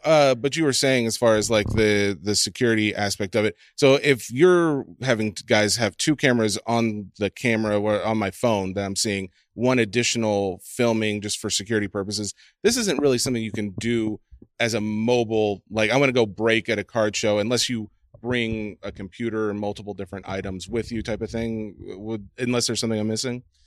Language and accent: English; Nashville, Tennessee, United States; I'm born and raised in Nashville. That's the South